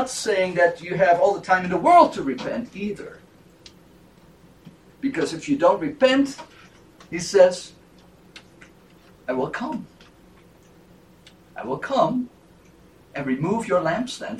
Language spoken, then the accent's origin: English; Netherlands; moved away as an adult; also born or lived in Grand Rapids, Michigan, United States; As a young man, I came from the Netherlands and I studied at Calvin College in Grand Rapids, Michigan